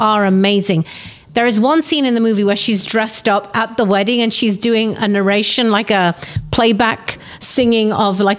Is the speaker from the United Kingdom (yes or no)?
yes; London, United Kingdom; I was a young Indian Asian girl growing up in London